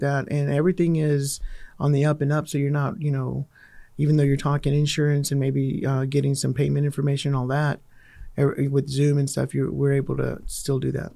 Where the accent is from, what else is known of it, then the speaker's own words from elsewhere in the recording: Fort Worth, Texas, United States; I grew up in Fort Worth